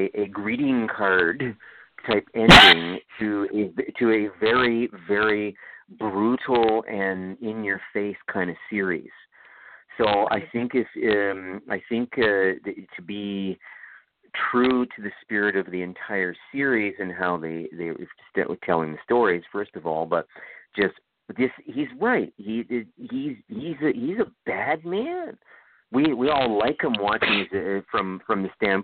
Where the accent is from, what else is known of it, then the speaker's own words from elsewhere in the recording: Toronto, Ontario, Canada; now in Ottawa, Canada; Toronto, where I'm from. I'm originally from Toronto.